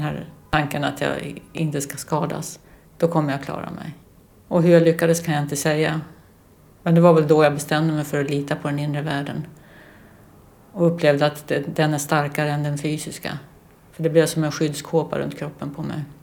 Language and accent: Swedish; Lidingö, Stockholm County, Sweden; now in Västerås, Sweden; över Lidingöbron tillbaks till, till ön där vi hade växt upp